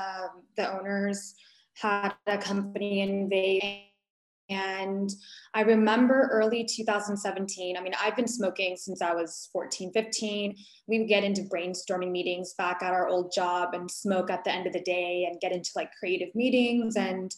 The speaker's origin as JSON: {"language": "English", "town": "Fullerton", "region": "California", "country": "United States", "tie": "born or raised there", "said": "born and raised in SoCal."}